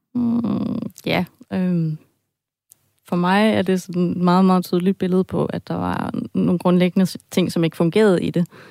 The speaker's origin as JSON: {"language": "Danish", "country": "Germany", "also_born_or_lived": "Denmark", "moved": "yes", "lives_now": "Copenhagen, Denmark", "said": "Jeg har en baggrund som tysker. Altså, jeg vil sige, jeg er halvt tysk, halvt dansk. Ja. Det kan man godt høre en gang med på min accent."}